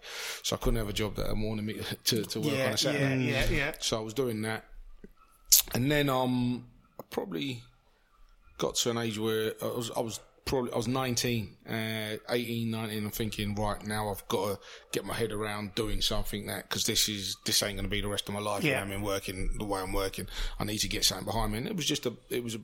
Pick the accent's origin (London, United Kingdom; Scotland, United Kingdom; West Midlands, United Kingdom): London, United Kingdom; I grew up in Notting Hill, so I grew up in sort of like Labrogrove